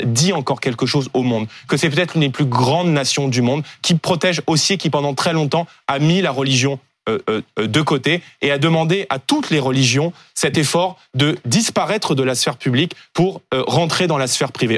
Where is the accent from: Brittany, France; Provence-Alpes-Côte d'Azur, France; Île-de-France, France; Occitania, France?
Île-de-France, France; Seine-Saint-Denis; en Seine-Saint-Denis où j'ai grandi